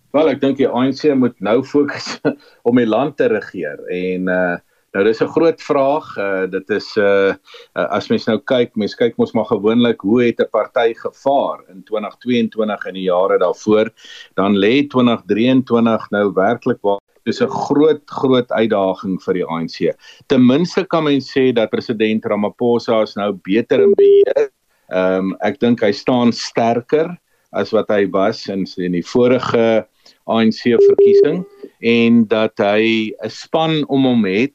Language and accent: Afrikaans; South Africa; ons as Suid-Afrikaners